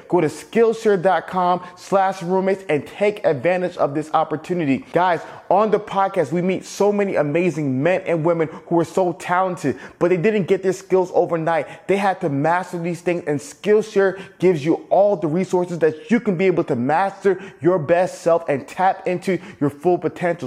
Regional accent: Atlanta, Georgia, United States; also born or lived in Alabama; growing up in Atlanta

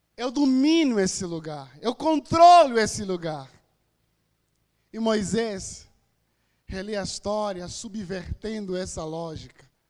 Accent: Angola; moved away as an adult; now in Brazil; sou de Angola, estou no Brasil há oito anos

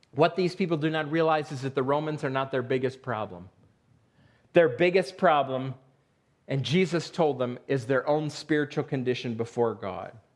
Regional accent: Western New York, United States; moved away; I grew up in Western New York

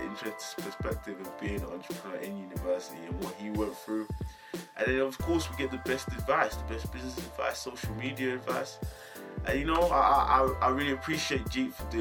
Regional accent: Essex, East of England, United Kingdom; I'm from Essex, and that's just outside London, and we don't have anything in Essex.

